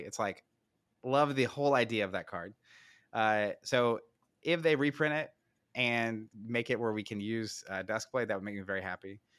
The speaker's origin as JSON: {"language": "English", "country": "United States", "said": "I'm an American"}